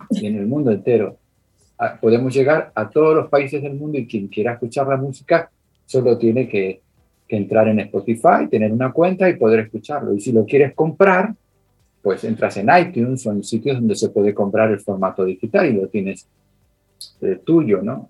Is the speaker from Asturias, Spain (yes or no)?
no; Tenerife, Canary Islands, Spain; de Tenerife, de Islas Canarias como yo